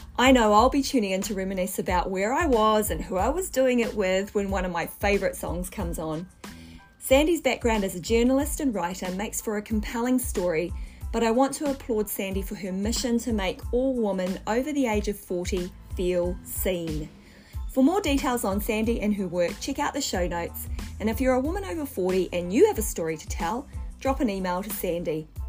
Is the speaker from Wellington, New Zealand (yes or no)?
yes; Wellington, New Zealand; So I grew up in Wellington, New Zealand.